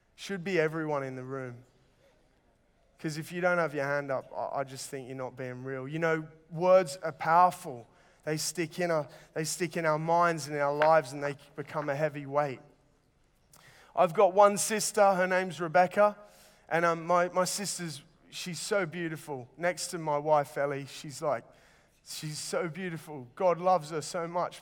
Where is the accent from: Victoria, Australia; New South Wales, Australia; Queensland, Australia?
New South Wales, Australia; Sydney; moved away; it was really hot growing up in Sydney.